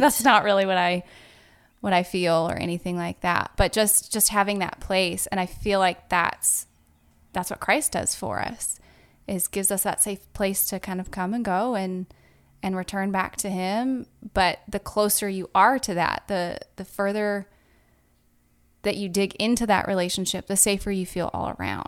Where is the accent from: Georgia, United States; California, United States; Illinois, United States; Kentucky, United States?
California, United States; Southern; moved away as an adult; also born or lived in Virginia; now in Pensacola, United States; I am actually originally from Southern California. It's like, uh, two hours north of San Diego.